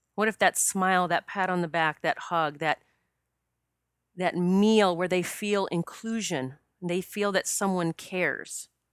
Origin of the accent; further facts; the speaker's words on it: South Dakota, United States; I grew up in South Dakota